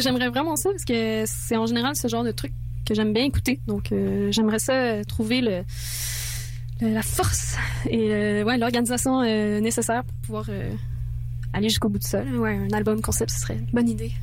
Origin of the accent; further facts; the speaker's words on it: France; moi, je suis française. Donc, l'anglais, c'est pas ma langue, euh, ma première langue